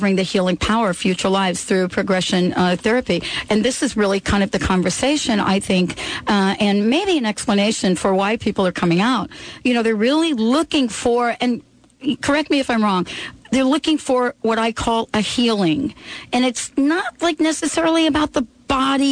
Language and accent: English; New York, United States; I was born in New York